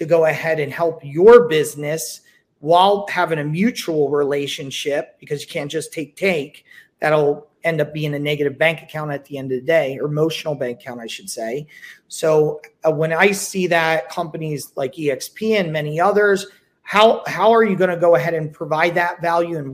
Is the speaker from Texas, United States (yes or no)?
no; New Jersey, United States; also born or lived in California; now in Las Vegas, United States; I'm from New Jersey. I live in Vegas